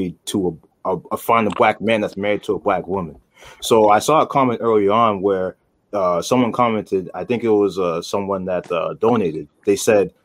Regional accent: United States; I was born in the U.S., so I'm culturally American, but my roots go back to Nigeria.

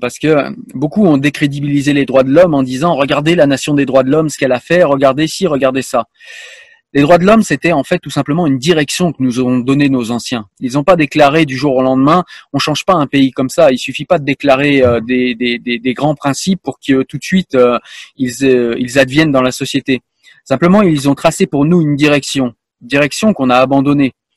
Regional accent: France; je suis français

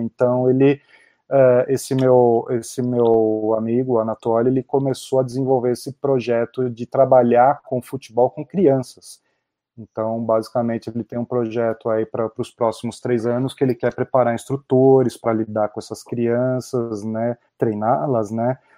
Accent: São Caetano do Sul, São Paulo, Brazil; moved away as an adult; now in Texas, United States; E sou nascido em São Paulo, cresci aí no, no ABC Paulista, em São Caetano

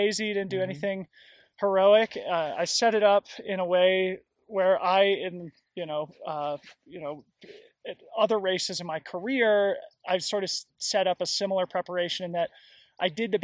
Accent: Colorado, United States; moved away; my roots are here in Colorado, and arriving back in my home state just a few days ago

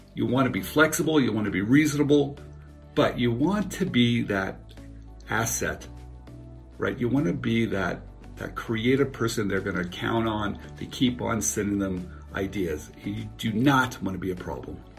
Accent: Santa Clara, California, United States; I'm in my hometown of Santa Clara, California

